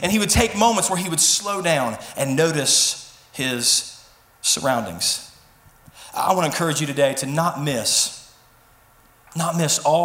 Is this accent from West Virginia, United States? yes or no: yes; Mason, West Virginia, United States; I was born and raised in Mason, West Virginia, so I know every back road